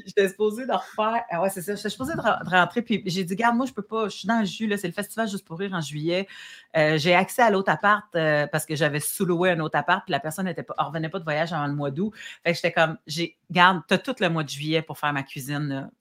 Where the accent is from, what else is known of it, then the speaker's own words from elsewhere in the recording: Saint-Hubert, Quebec, Canada; also born or lived in Abitibi / Saint-Romuald / Montreal; Puis mon adolescence et mon, comme jusqu'à temps que je parte de chez mes parents, je l'ai vécu à Saint-Hubert